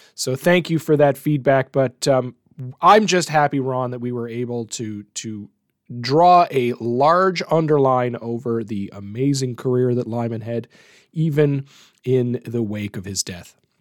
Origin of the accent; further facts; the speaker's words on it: Canada; as a Canadian